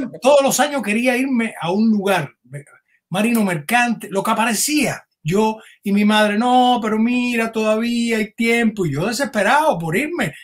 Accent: Camagüey, Cuba; moved away as an adult; also born or lived in Havana, Cuba / Miami, United States; now in United States; yo soy camagüeyano

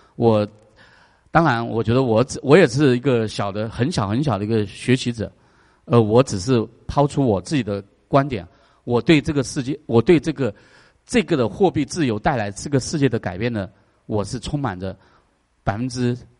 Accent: China; now in United States; 我们中国人

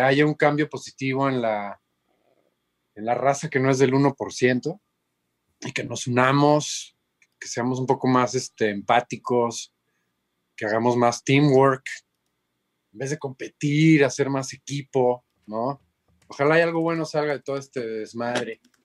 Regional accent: Cancún, Quintana Roo, Mexico; moved away as an adult; also born or lived in Mexico City / Boston / Los Angeles / Monterrey; Yo soy de Cancún bueno, soy del DF, pero crecí en Cancún. Entonces, ah. prácticamente soy de Cancún, pues ahí me eché la primaria, la secu y la prepa

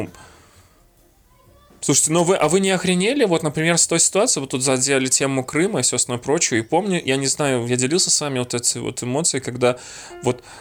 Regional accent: Belarus; moved away as an adult; now in Russia; А я приехал такой, типа, из Беларуси, я не владел там вот этой вот ситуацией, которая в России происходит абсолютно

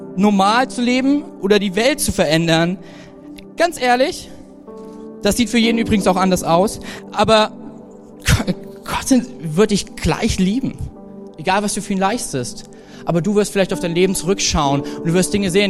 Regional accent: Germany; als Deutscher

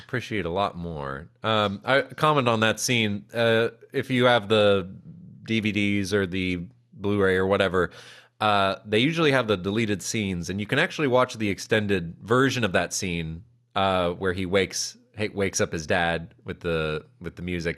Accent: Calabasas, California, United States; I grew up in Calabasas

